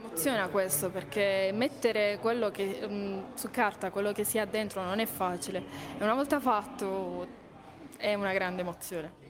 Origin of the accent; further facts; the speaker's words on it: Terlizzi, Apulia, Italy; sia dei Terlizzi